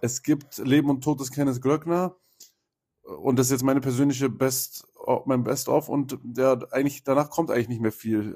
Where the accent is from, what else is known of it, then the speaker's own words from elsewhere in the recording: Berlin, Germany; als Berliner